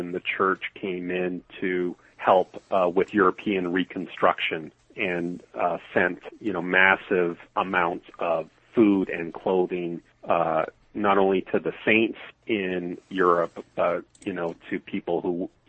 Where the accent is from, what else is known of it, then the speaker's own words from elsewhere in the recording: Calgary, Alberta, Canada; I'm born and raised in Calgary, Alberta, Canada